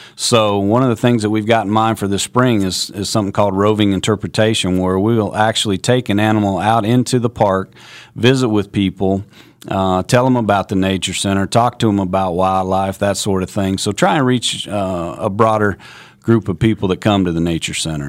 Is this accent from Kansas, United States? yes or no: yes; Kansas, United States; also born or lived in North Carolina; I grew up in Kansas